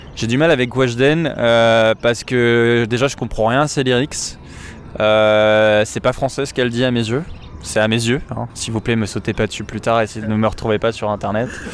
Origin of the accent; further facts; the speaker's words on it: Paris, Île-de-France, France; je suis parisien et j'ai 25 ans